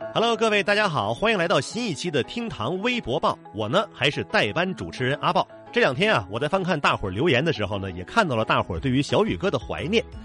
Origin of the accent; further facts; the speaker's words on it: China; 我们中国人